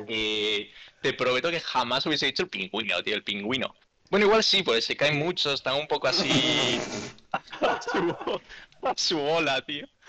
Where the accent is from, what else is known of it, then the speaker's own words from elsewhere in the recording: Galicia, Spain; hoy estamos todos gallegos en este podcast